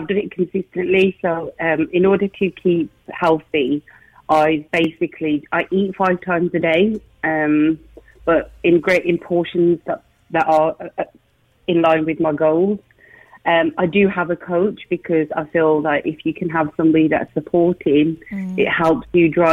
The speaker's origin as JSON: {"language": "English", "region": "Midlands", "country": "United Kingdom", "moved": "yes", "lives_now": "Leeds, United Kingdom", "said": "I'm from the Midlands, but I moved up to the cold weather of Leeds."}